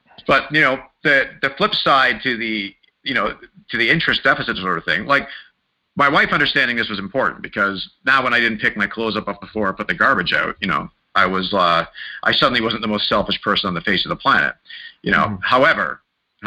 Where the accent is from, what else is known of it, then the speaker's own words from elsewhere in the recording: Mississauga, Ontario, Canada; also born or lived in Wimbledon, London; I ended up growing up in Mississauga, just outside of Toronto